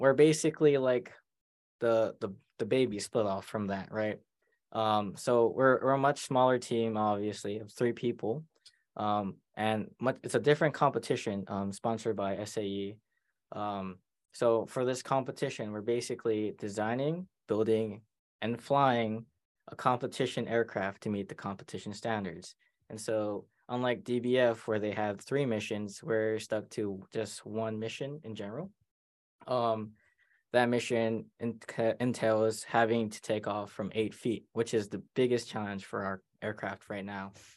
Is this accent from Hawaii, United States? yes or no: yes; Maui, Hawaii, United States; moved away as an adult; now in Oregon, United States; I'm from Hawaii, which is quite far away from here.